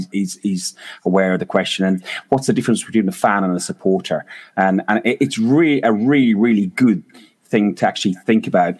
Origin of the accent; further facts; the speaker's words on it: Ireland; as an Irishman